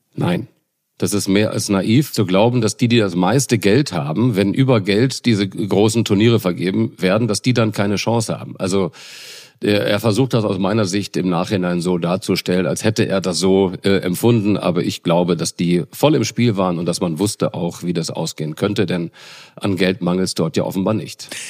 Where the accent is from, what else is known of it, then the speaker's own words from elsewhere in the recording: Northern Germany, Germany; als Norddeutscher